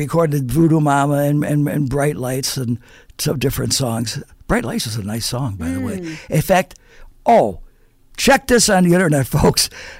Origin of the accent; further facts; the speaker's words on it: Buffalo, New York, United States; I grew up on the East Side